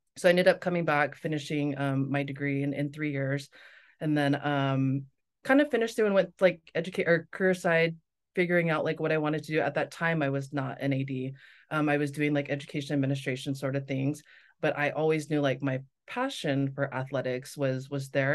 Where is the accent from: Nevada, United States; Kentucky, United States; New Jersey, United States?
Nevada, United States; Las Vegas; moved away as an adult; also born or lived in Torrance, California / Provo, Utah / North Shore, Oahu, Hawaii; now in Maui, United States; I grew up in Vegas